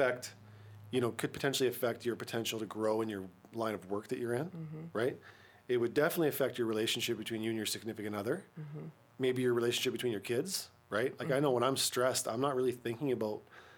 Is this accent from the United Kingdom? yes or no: no; Langley, British Columbia, Canada; now in Kamloops, Canada; I grew up in the Lower Mainland. So I grew up in Langley